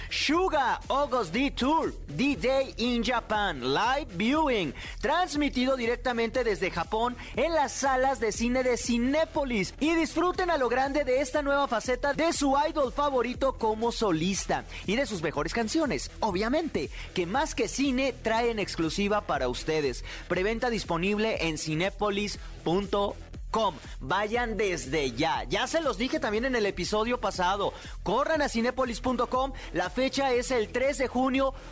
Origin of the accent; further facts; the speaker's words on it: Mexico; nosotros mexicanos